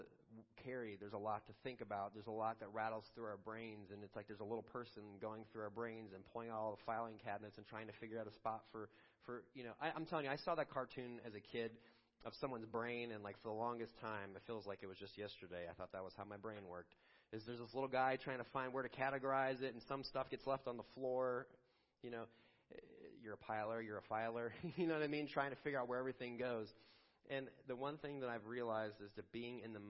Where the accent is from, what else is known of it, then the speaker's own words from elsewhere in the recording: Chicago, Illinois, United States; now in Pittsburgh, United States; our days growing up in Chicago in the suburbs